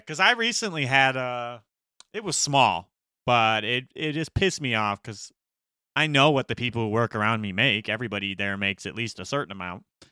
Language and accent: English; Gary, Indiana, United States; we grew up in Gary